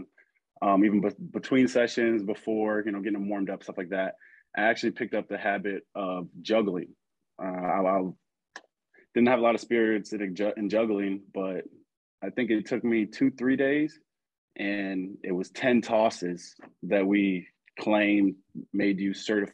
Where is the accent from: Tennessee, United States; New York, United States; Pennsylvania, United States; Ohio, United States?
Ohio, United States; Geneva; also born or lived in Cleveland, Ohio; I was actually born in Cleveland, Ohio, but got a lot of family out there. But my close family, we ended up moving to Geneva, Ohio. That's kind of where I'm located now. But I grew up in Geneva, Ohio, went to Geneva High School